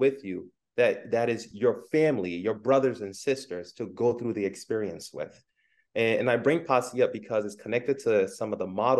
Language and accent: English; New York City, New York, United States; also born or lived in Ghana; I was born in Ghana and I came to the U.S. as a kid. I grew up in Brooklyn, New York